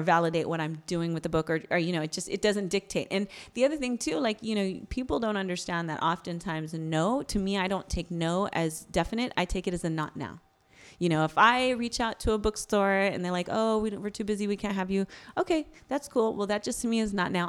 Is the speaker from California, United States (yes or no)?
yes; Bay Area, California, United States; I'm Bay Area.